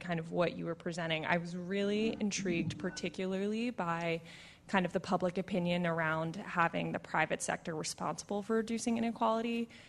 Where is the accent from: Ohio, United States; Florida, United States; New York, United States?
New York, United States; Syracuse; accent: American; moved away as an adult; now in United Kingdom; I'm a Master's of Public Policy student here. You can hear that I am American. I'm actually from Syracuse, New York